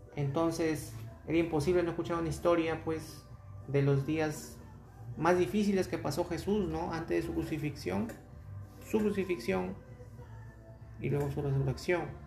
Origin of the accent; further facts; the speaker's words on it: Peru; en mi país donde estoy